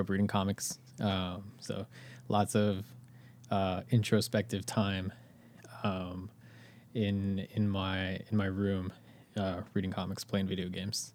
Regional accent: Inland Empire, California, United States; moved away as an adult; now in Los Angeles, United States; I did not grow up in L A, I grew up an hour outside

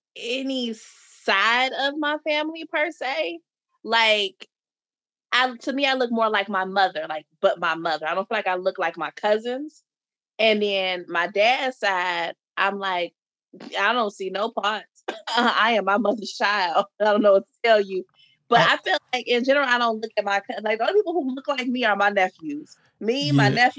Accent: Chicago, Illinois, United States; I mean, I don't really sound like I'm from Chicago.

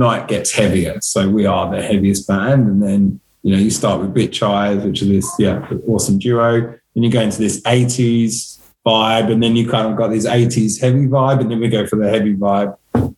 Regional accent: England, United Kingdom; accent: English; now in Melbourne, Australia; my English accent

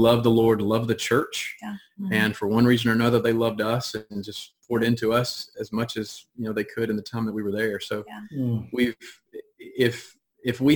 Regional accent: Monroe, Louisiana, United States; I grew up in Monroe, Louisiana.

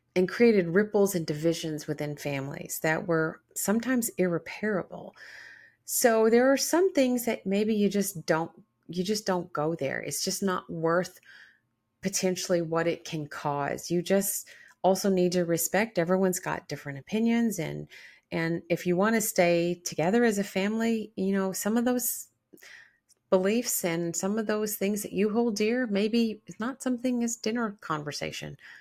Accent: the South, United States; I was born in the South

